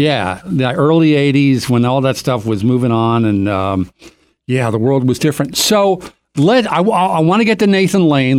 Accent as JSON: {"language": "English", "town": "Doylestown", "region": "Pennsylvania", "country": "United States", "tie": "born or raised there", "said": "growing up in Doylestown, Pennsylvania"}